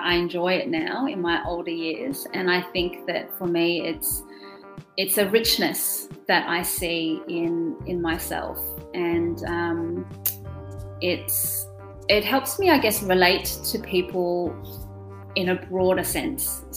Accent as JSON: {"language": "English", "country": "Australia", "tie": "born or raised there", "also_born_or_lived": "Germany", "first_language": "German", "second_language": "English", "said": "I was born in Germany and grew up speaking German and then came to Australia when I was 3 years old"}